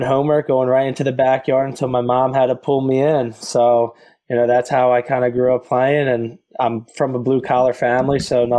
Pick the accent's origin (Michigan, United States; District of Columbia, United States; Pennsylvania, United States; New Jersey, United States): Pennsylvania, United States; Philadelphia; I grew up in Philadelphia.